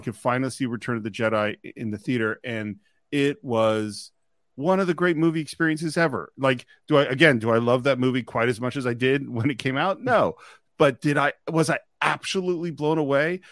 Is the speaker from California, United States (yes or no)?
yes; Marin County, California, United States; I grew up in Marin County, which is, you know, the suburbs across the Golden Gate Bridge from San Francisco